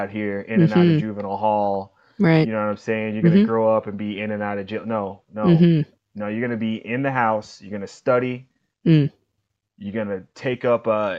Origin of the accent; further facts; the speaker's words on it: Kansas City, Kansas, United States; I grew up in Wyandotte County, Kansas City, Kansas